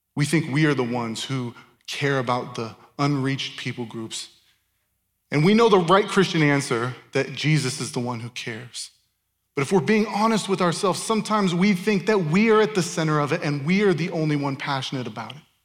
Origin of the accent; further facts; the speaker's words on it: Tempe, Arizona, United States; moved away as an adult; also born or lived in Chandler, Arizona / Ankara, Turkey; I grew up in Tempe and Chandler. I grew up in this area